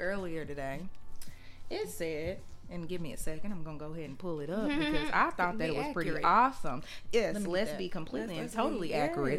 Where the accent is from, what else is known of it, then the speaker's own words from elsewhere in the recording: the South, Southern United States, United States; us Southerners, specifically when I grew up.